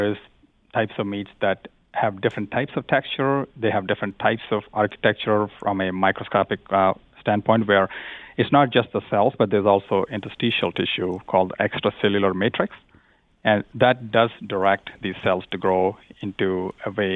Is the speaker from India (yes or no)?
yes; India; moved away; I grew up in India